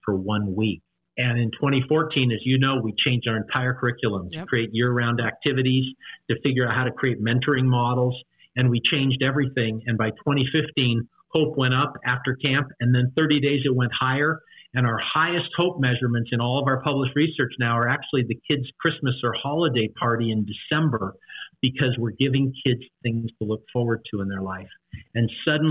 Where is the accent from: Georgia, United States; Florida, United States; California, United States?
California, United States; Northern; Mount Hermon was very special to me growing up in the redwood trees of Northern California